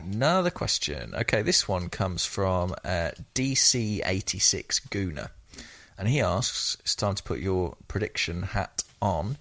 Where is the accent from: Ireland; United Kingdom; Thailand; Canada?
United Kingdom; England; I'm from England